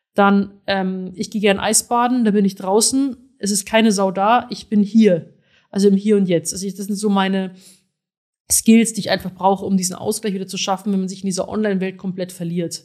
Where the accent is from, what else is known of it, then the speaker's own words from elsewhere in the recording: Rosenheim, Bavaria, Germany; now in Berlin, Germany; ich komme aus Rosenheim